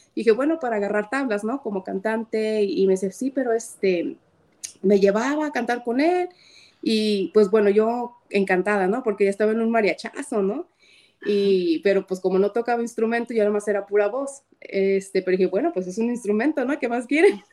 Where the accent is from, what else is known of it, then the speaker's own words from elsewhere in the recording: Guadalajara, Jalisco, Mexico; soy tapatía